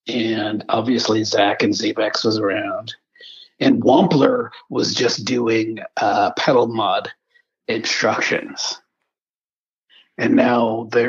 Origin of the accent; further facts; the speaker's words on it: Charleston, South Carolina, United States; my wife will say we're from Charleston. And I have to remind her, there are several Charlestons at this end of the continent. So you got to tell them South Carolina.